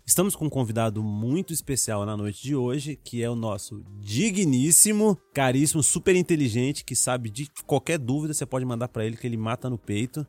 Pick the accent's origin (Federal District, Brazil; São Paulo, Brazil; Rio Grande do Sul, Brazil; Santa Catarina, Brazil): Federal District, Brazil; Brasília; moved away as an adult; also born or lived in Minas Gerais; minha família é aqui de Brasília